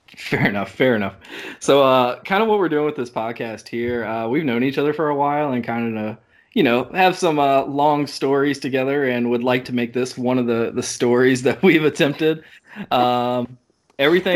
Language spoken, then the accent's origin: English; Raleigh, North Carolina, United States; I'm from Raleigh, North Carolina, born and raised in the area